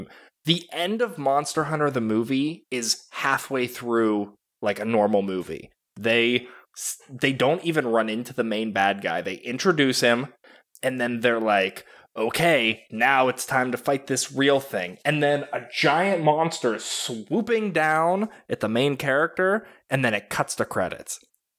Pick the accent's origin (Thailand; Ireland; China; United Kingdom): Ireland; I'm Irish. It's fine.